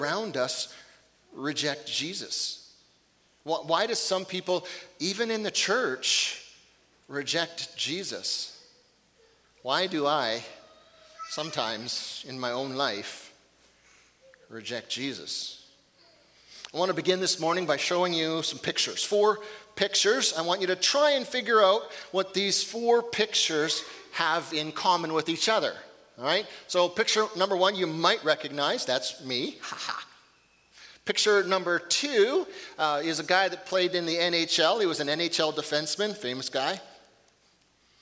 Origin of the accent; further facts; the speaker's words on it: Fort St. James, British Columbia, Canada; moved away; I think I left a little piece of my heart on top of Mount Pope, my hometown